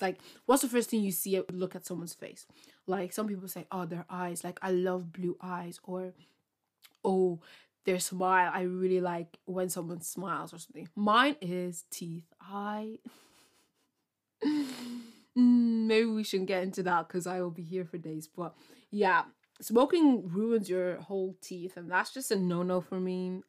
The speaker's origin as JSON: {"language": "English", "country": "Ireland", "said": "I'm from Ireland"}